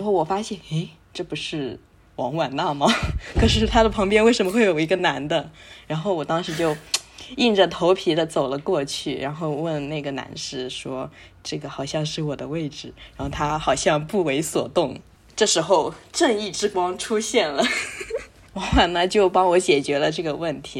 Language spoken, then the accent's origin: Chinese; Zhejiang, China; 我是一个浙江人